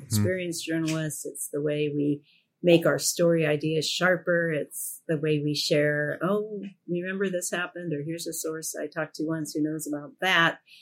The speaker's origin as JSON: {"language": "English", "town": "Portland", "region": "Oregon", "country": "United States", "tie": "born or raised there", "said": "when I was growing up in Portland"}